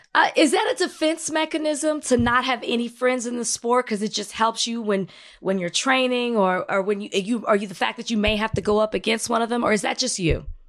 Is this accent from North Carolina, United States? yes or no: no; Dallas, Texas, United States; I'm from Dallas. I'm from Oak Cliff